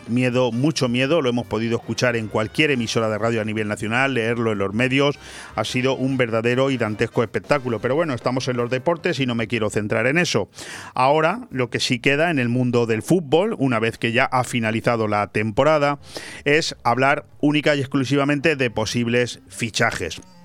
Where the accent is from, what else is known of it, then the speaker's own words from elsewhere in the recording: Benidorm, Valencian Community, Spain; Ayer vivimos los ciudadanos de Benidorm uno de esos capítulos